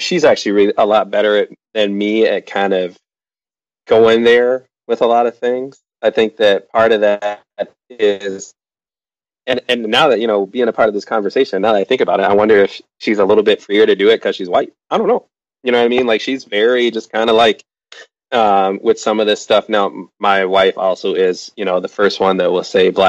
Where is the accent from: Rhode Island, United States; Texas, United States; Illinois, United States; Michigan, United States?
Illinois, United States; Chicago; moved away as an adult; now in Washington, D.C., United States; Growing up in the South of Chicago